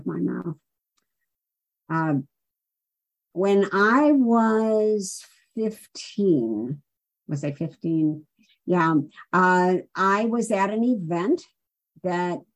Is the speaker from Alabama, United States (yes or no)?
no; Chicago, Illinois, United States; also born or lived in Los Angeles, California; Took a train to Chicago to spend some time with my grandparents